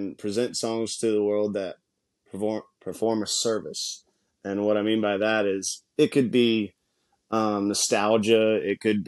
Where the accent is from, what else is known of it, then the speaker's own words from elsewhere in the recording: High Springs, Florida, United States; I'm from a little town of High Springs, which is a railroad town